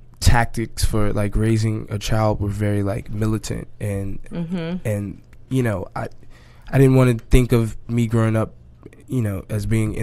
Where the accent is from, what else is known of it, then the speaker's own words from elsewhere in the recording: Chicago, Illinois, United States; moved away as an adult; now in Brooklyn, United States; I'm from Chicago originally.